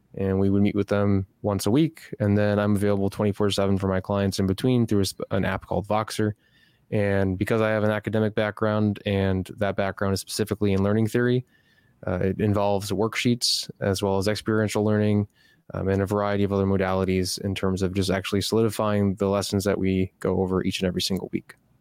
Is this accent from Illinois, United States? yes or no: yes; Chicago, Illinois, United States; moved away as an adult; now in Austin, United States; I'm originally from Chicago, Illinois, spent my whole life there, moved to Austin, Texas